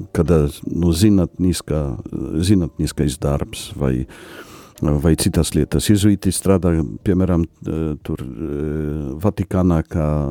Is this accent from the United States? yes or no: no; Poland; Latvian is a second language; moved away as an adult; also born or lived in Vatican City; now in Latvia; es esmu polis